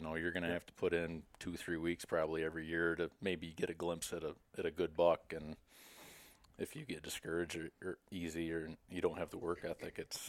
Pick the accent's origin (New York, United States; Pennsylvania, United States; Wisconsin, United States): New York, United States; Westernville; now in Boonville, United States; I was born and raised in Westernville, New York, which is probably half an hour or so outside the Adirondacks. Moved to Boonville after I got out of college in Paul Smith and landed here.